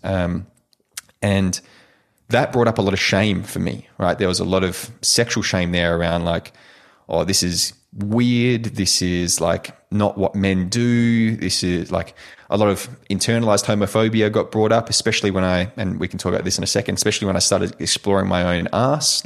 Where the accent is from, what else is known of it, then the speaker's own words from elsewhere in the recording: Perth, Western Australia, Australia; also born or lived in United States; I eventually made it back down to Perth, uh, Perth, Western Australia. And my, um, my hometown here